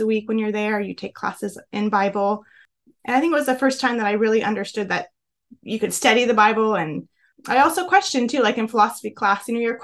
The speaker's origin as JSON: {"language": "English", "town": "Chico", "region": "California", "country": "United States", "tie": "born or raised there", "said": "I grew up in Northern California in a small town named Chico"}